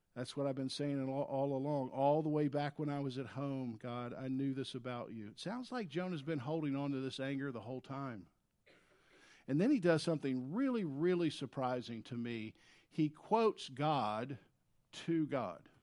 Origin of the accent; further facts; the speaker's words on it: the South, United States; if you grew up in the South, as I did in the seventies